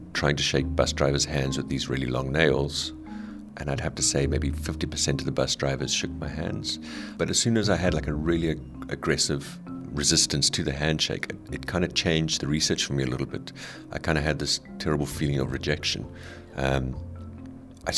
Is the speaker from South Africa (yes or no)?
yes; South Africa; now in Netherlands; I'm originally from South Africa